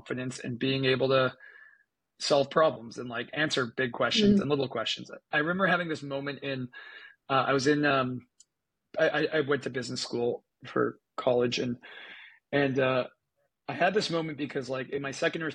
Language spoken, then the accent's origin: English; Canada; I'm from Canada. I grew up in Canada and went to a public school in Canada.